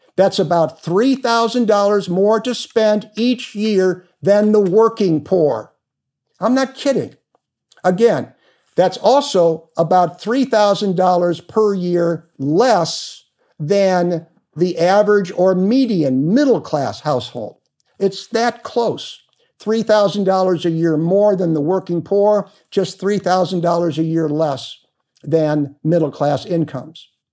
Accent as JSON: {"language": "English", "town": "Cleveland", "region": "Ohio", "country": "United States", "tie": "born or raised there", "also_born_or_lived": "Cincinnati, Ohio / Springdale, Ohio / Phoenix, Arizona", "moved": "as an adult", "lives_now": "Arizona, United States", "said": "I was born in Cleveland, earned a political science degree from Miami of Ohio, and my law degree from the University of Cincinnati"}